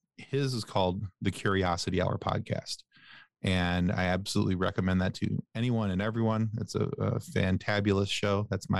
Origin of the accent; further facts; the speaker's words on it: Ireland; I'm Irish though, and I love to talk.